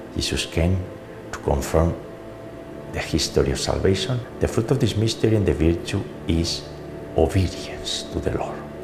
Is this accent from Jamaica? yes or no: no; Navarre, Spain; moved away; my hometown in Navarre, in Spain